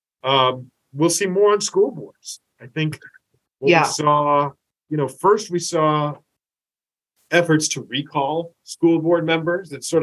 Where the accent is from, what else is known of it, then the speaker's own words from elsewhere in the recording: Tustin, California, United States; I grew up in Tustin, and there were two weekly newspapers in Tustin. I still live in Tustin.